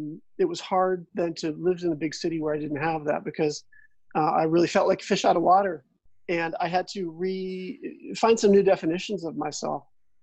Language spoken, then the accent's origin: English; California, United States; now in Victoria, California, United States; Mm-hmm. Well, yeah, I mean, like most surfers, I guess you could say, the ocean becomes a big part of your life